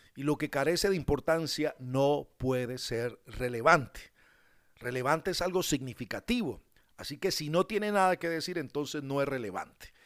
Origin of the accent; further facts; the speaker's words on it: Colombia; somos colombianos